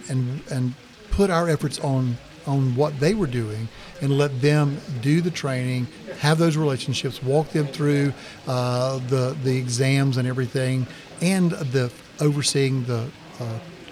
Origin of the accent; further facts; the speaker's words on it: the South, United States; as we say in the South